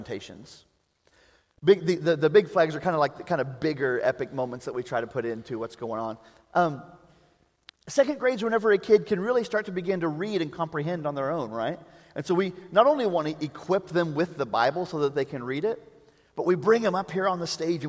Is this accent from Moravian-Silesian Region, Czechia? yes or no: no; Prague, Czechia; I am from Prague